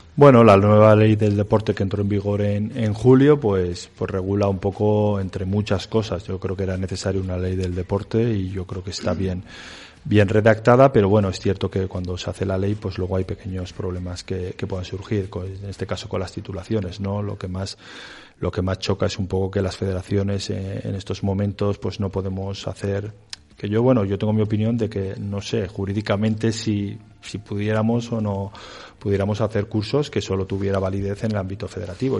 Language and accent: Spanish; Villava, Navarre, Spain; now in Valladolid, Spain; yo soy navarro de, de Villaba